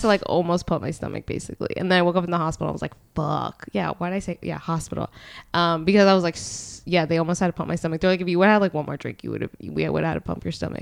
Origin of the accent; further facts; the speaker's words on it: Allentown, Pennsylvania, United States; I'm from Allentown.